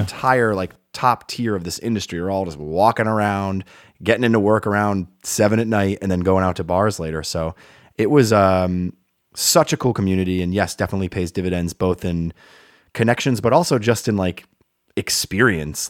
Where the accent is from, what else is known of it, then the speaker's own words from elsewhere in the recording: Rhode Island, United States; moved away as an adult; also born or lived in Brooklyn, New York / Boston, Massachusetts / upstate New York; I uh, grew up in Rhode Island